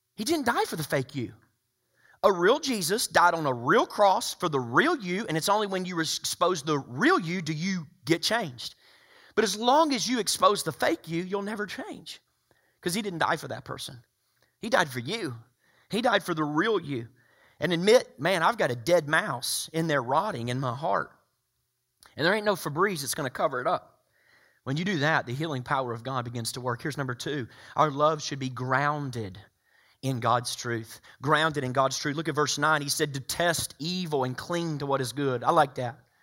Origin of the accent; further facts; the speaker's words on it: the South, United States; growing up in the South